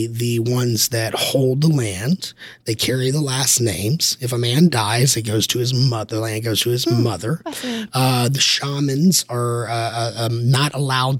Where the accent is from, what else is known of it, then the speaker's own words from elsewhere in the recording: Texas, United States; I'm from Texas